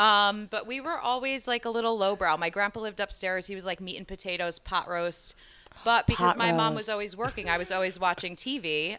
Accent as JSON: {"language": "English", "town": "Passaic", "region": "New Jersey", "country": "United States", "tie": "born or raised there", "said": "I'm from Jersey. Uh-huh. Born and raised about 20 minutes out of Manhattan in Passaic. I grew up."}